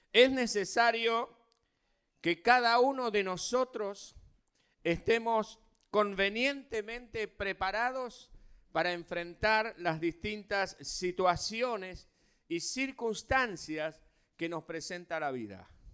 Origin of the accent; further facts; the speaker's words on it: Argentina; como somos argentinos